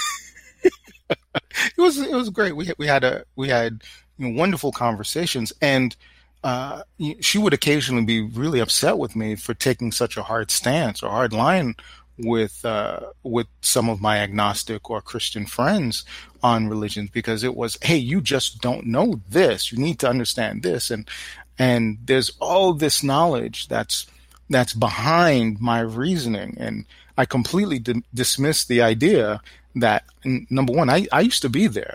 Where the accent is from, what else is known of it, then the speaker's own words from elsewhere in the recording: New York City, New York, United States; I grew up in New York City, Brooklyn specifically